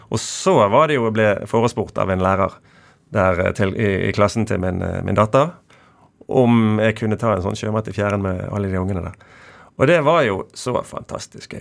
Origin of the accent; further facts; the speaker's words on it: Bergen, Vestland, Norway; Nordåsvannet der jeg vokste opp